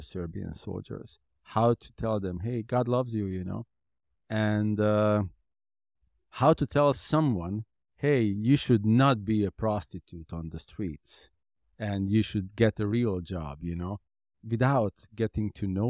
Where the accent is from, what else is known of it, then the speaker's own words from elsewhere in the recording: Hungary; My city that I was born was 100,000 people. The city I grew up basically in Hungary was 200,000 people.